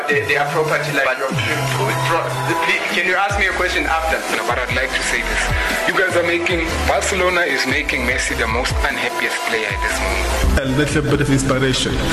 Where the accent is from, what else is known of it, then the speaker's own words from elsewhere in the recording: the South, United States; I'm actually not, I'm from the South.